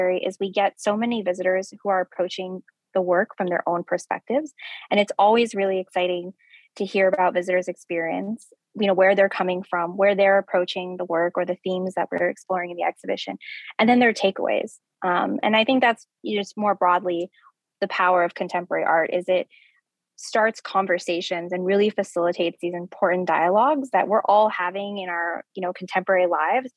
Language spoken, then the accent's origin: English; New Mexico, United States; moved away; I'm from New Mexico. I'm from the Southwest